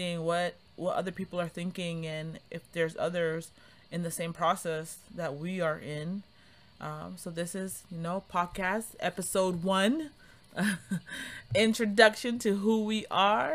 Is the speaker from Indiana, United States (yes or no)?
no; Cambridge, Massachusetts, United States; moved away as an adult; now in Harrisonburg, United States; I grew up in Cambridge also